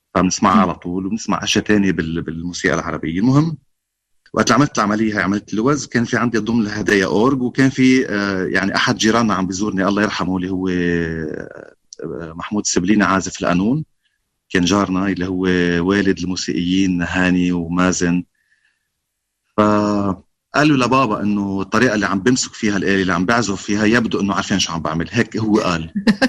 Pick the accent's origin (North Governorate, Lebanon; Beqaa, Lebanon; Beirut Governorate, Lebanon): Beirut Governorate, Lebanon; Beirut; انا كنت طفل كنا طلعنا من بيروت آه، كم يوم وقت الاجتياح الاسرائيلي آه، وكان عمري خمس سنين